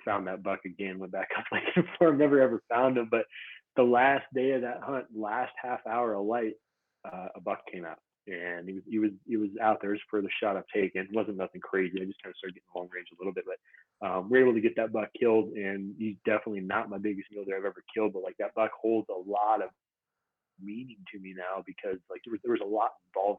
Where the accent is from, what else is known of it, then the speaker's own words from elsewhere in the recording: Montana, United States; I grew up in Montana, so I don't go back to Montana a lot just because I've hunted it a bunch.